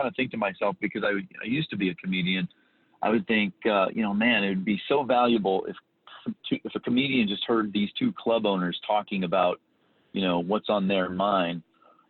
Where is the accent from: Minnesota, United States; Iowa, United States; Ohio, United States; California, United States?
Iowa, United States; Council Bluffs; moved away as an adult; also born or lived in Midwest; now in Arizona, United States; Originally I'm from Iowa, Council Bluffs, Iowa.